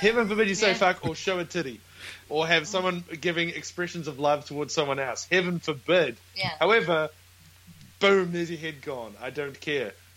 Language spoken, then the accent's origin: English; New Zealand; now in Brisbane, Australia; we're from New Zealand, but we're at the moment in Brisbane, in Australia